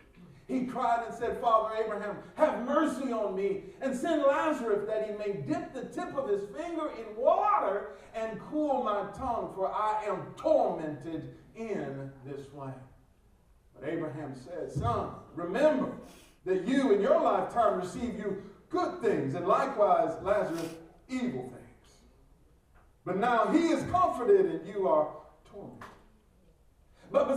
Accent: Detroit, Michigan, United States; I'm from the North, Detroit

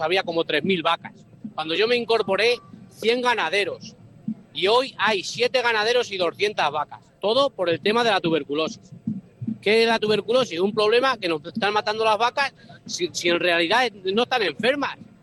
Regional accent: a village near El Barco de Ávila, Castile and León, Spain; Yo soy de un pueblo cerca de Barco de Ávila, en mi pueblo

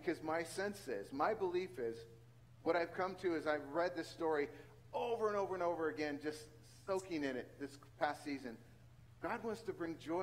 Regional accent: central San Joaquin Valley, California, United States; moved away; the central San Joaquin Valley and you come from where my hometown is

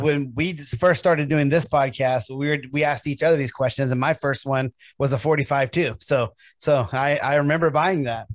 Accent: Memphis, Tennessee, United States; now in Medford, United States; I'm from Tennessee, I'm from Memphis

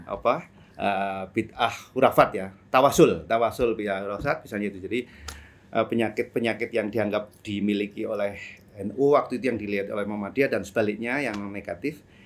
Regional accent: Pekalongan, Central Java, Indonesia; saya orang Pekalongan

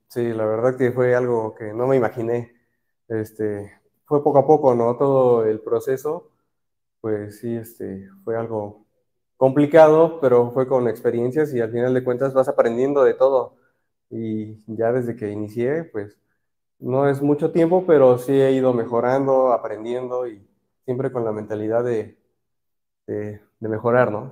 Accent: Orizaba, Veracruz, Mexico; soy de Orizaba, Veracruz

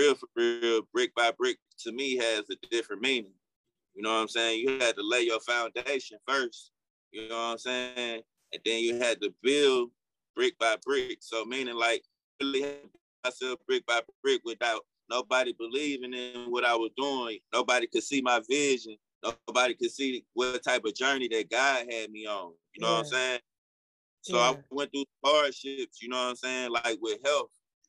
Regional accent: Centreville, Illinois, United States; And I'm from Centerville. In the last 5 years, Centerville was like the poorest city in America.

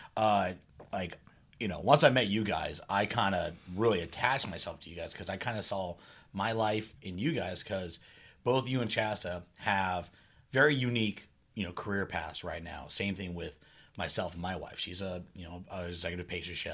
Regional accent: Redwood City, California, United States; I love my hometown

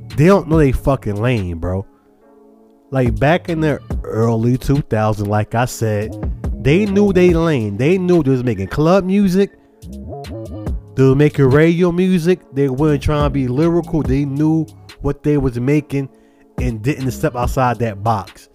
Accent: Charlotte, North Carolina, United States; also born or lived in Brooklyn, New York; I was born in Brooklyn, New York. To the age of five, moved to Charlotte, North Carolina. From age five until now.

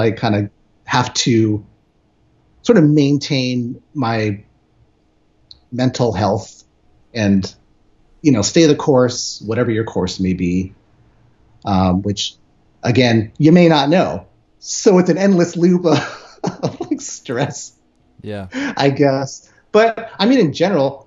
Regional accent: San Francisco, California, United States; now in Los Angeles, United States; Grew up in the Bay, living in LA now

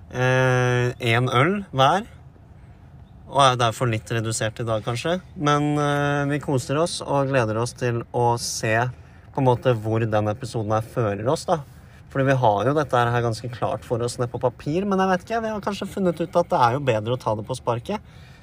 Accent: Vestfold, Norway; vi er to gutar fra Vestfold

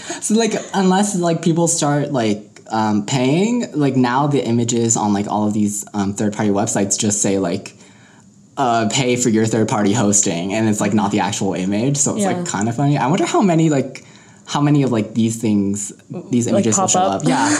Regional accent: Denver, Colorado, United States; Because like we're Coloradan

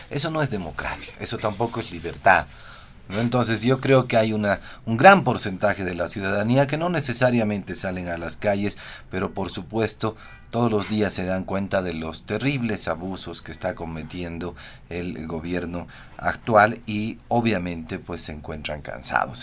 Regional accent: Bolivia; los bolivianos somos analfabetos funcionales

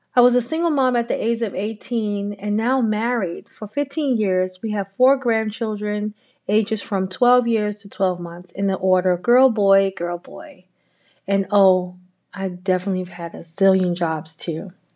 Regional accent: New York City, New York, United States; I'm a native New Yorker, born and raised in Harlem

